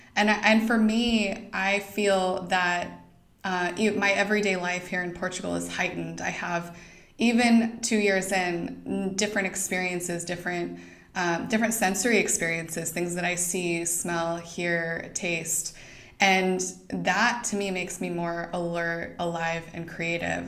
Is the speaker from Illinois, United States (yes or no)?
no; Idaho, United States; moved away; I didn't grow up in Montana, but I grew up in Idaho.